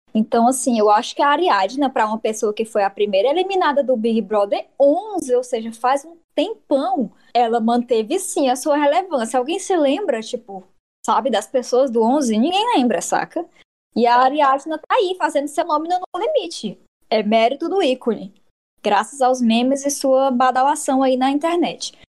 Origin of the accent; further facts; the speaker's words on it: Piauí, Brazil; eu sou piauiense